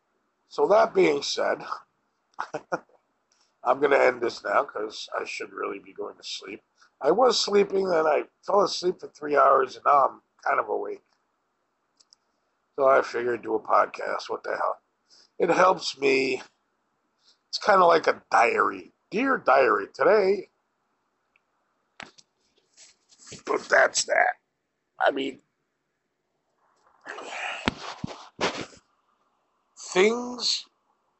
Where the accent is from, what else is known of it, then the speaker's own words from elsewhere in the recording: Wilbraham, Massachusetts, United States; also born or lived in Springfield, Massachusetts; I grew up in Wilbraham, yes, but my first few years of life were spent at Robert Dyer Circle in Springfield.